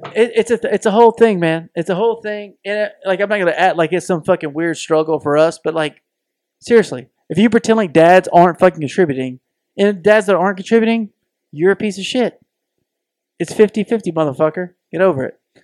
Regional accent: the South, United States; we both have bo-, been born and raised in the South

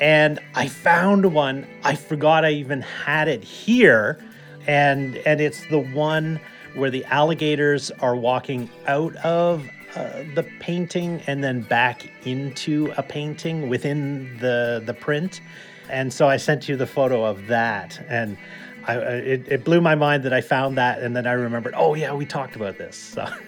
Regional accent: just outside of Toronto, Ontario, Canada; now in British Columbia, Canada; I grew up just outside of Toronto

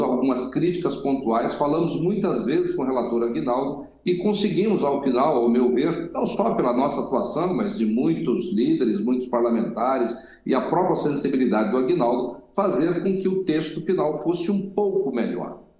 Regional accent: Brazil; como brasileiro

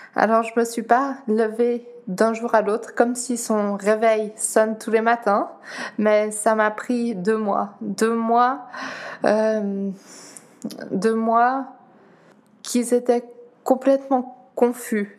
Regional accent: Geneva, Switzerland; first language Dutch; French is a second language; also born or lived in Netherlands; je suis née à Genève, d'origine néerlandaise par mes parents, donc euh, c'est ma langue maternelle également. J'ai appris le français à l'école

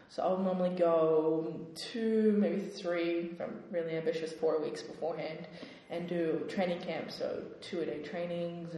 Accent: Australia; I'm from Australia, I was born in Australia.

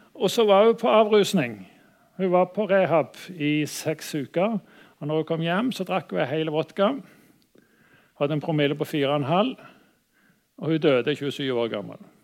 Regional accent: Stavanger, Rogaland, Norway; har jeg vanka litt i, i, oppveksten i Stavanger

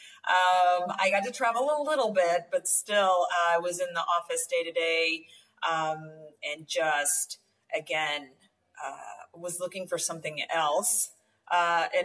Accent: rural Oklahoma, United States; moved away as an adult; also born or lived in Atlanta, Georgia; now in Rio Grande Valley, Texas, United States; I grew up in a rural Oklahoma, and then got married and moved to Atlanta. And I was in Atlanta for about 10 years

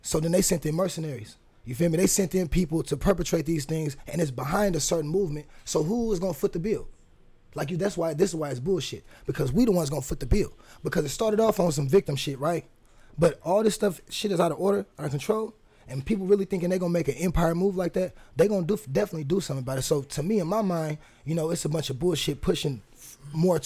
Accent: Fresno, California, United States; also born or lived in Oakland, California; now in Portland, United States; I grew up in Fresno, California.

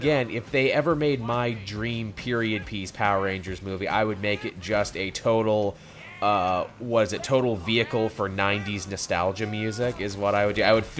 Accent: Canada; People are shocked when I tell them I'm from Canada.

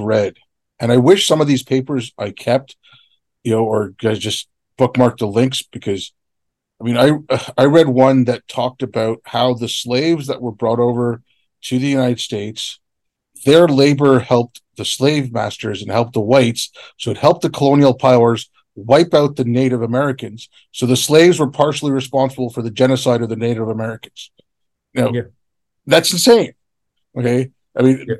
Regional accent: Canada; I grew up in Canada. I didn't grow up in India

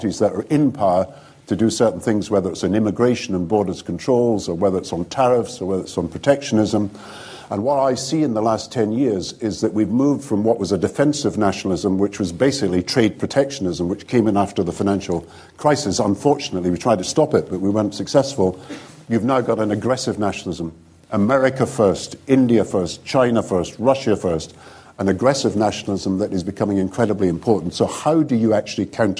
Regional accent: Scotland, United Kingdom; I'm Scottish and British

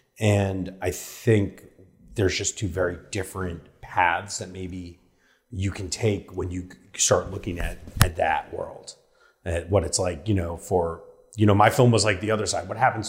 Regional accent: New York, United States; also born or lived in Hollywood, Los Angeles; now in Los Angeles, United States; that's part of the reason I live in Hollywood, because it's like living in a city. I'm from New York, so it reminds me of that a little bit.

